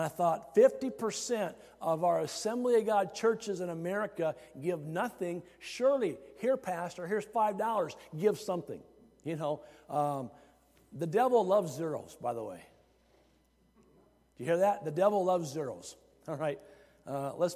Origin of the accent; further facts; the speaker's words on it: Iowa, United States; growing up in Iowa, it really helped me get acquainted with the work of the harvest.